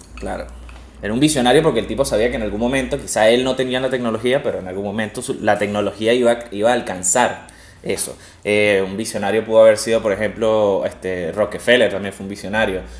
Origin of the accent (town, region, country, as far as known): Venezuela